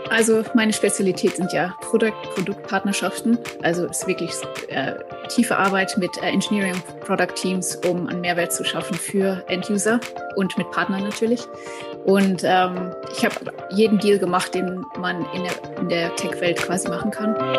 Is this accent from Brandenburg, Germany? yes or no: no; Silbach, North Rhine-Westphalia, Germany; moved away as an adult; now in San Francisco, United States; ich komme ursprünglich aus dem Sauerland, aus einem kleinen Dorf namens Silbach mit 500 Einwohnern